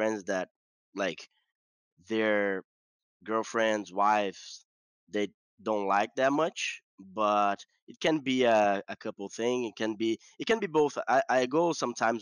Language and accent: English; Curitiba, Paraná, Brazil; also born or lived in Santo Ângelo, Rio Grande do Sul, Brazil; I live in Curitiba, that is Paraná, that is south also, another state from the south, and I live there like from my seven years old, so 1997, so long time ago. I'm basically a Curitibano, guy from Curitiba